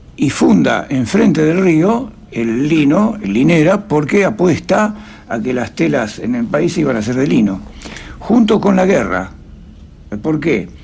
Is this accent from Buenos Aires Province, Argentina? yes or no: yes; Jáuregui, Buenos Aires Province, Argentina; born or raised there; also born or lived in Friuli, Italy